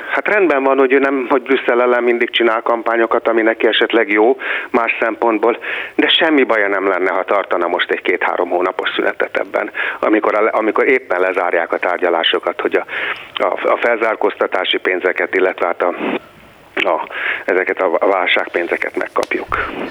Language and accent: Hungarian; Hungary; Magyarország a hazám